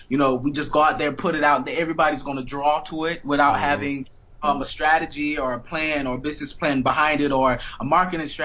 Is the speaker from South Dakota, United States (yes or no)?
no; Miami, Florida, United States; I am from Miami